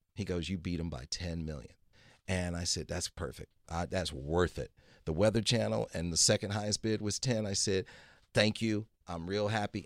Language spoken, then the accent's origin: English; Detroit, Michigan, United States; I was born in Detroit, Michigan